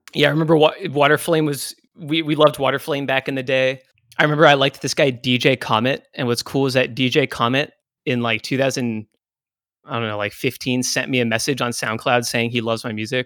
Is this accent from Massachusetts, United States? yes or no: yes; near Boston, Massachusetts, United States; I grew up near Boston.